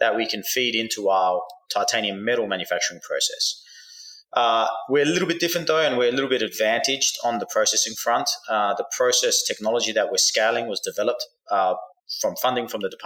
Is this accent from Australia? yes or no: yes; Australia; now in United States; I grew up in Australia, but I live in the United States now.